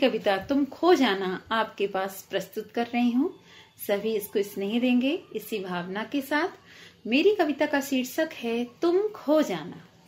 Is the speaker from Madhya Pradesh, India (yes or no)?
yes; Satna, Madhya Pradesh, India; मैं सतना से हूँ